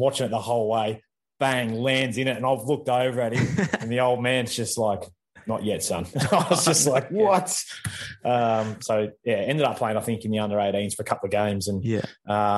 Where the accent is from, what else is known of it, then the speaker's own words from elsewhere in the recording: Maryborough, Victoria, Australia; also born or lived in Echuca, Victoria; my pop got sick when I was just a young bloke and we moved from Echuca then to Maryborough to be closer to him and try and help out the family there. So that's where I started